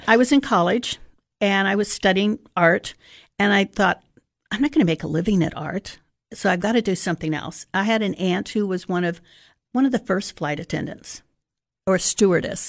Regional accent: Sarasota, Florida, United States; I actually grew up in Sarasota, Florida.

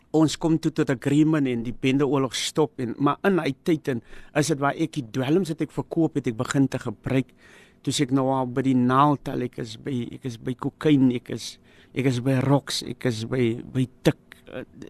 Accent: Cape Town, Western Cape, South Africa; ek het groot geword in Mitchells plain tafelsig

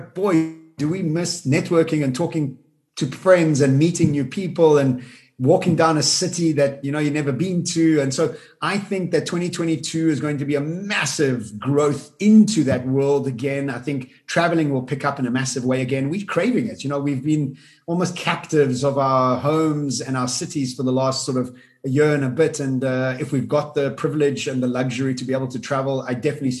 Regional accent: South Africa; also born or lived in Dubai; I was born in Africa. I'm born and bred here.

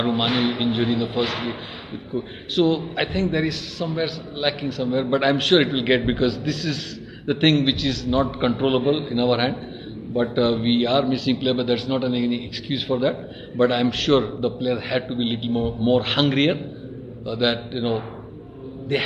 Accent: India; I come from India

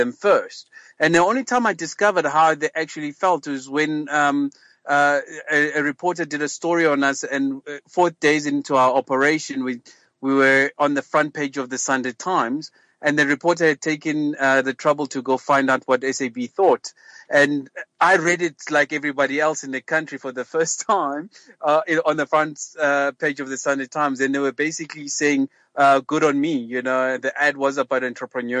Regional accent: Soweto, Gauteng, South Africa; I'm just a lad from a local township called Soweto, born and bred in South Africa.

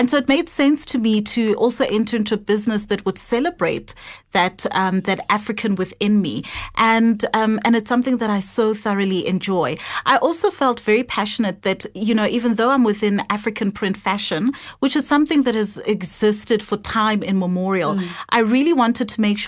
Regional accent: Moldova; born there; So I was born in Moldova. And I've really had quite an international upbringing, just based on the different countries that we've lived in with my family.

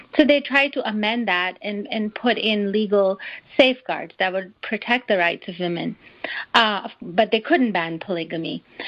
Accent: Karachi, Sindh, Pakistan; a young Pakistani girl growing up in Karachi

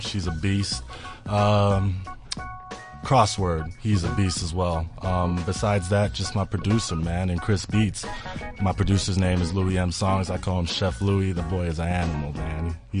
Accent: Malawi; also born or lived in United States / South Africa; I was born in the States. I grew up here, grew up in Malawi, kind of moved around between the two. My mom's West African, she's from Liberia, and my dad is Malawian.

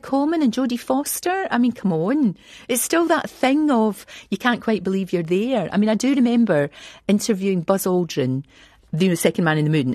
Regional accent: Scotland, United Kingdom; moved away as an adult

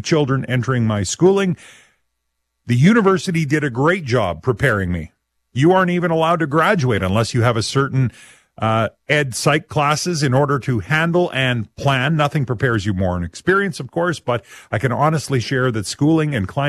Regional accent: Abernethy, Saskatchewan, Canada; I'm from Abernethy

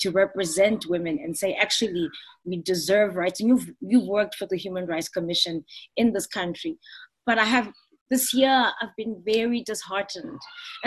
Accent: South Africa; as South African women

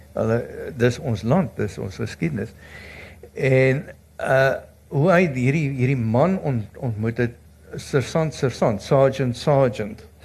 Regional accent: South Africa; ons as Suid-Afrikaners

